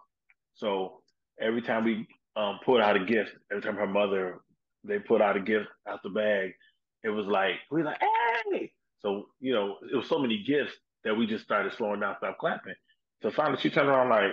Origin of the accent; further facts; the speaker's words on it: South Bend, Indiana, United States; also born or lived in Detroit, Michigan; now in Dallas, United States; my hometown, South Bend, Indiana